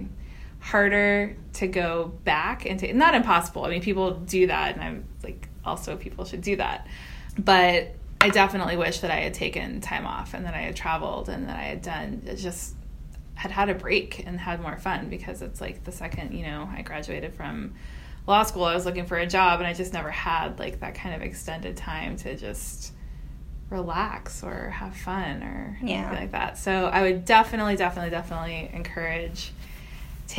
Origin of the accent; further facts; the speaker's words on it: Houston, Texas, United States; So I am from Texas. I'm from the Houston area.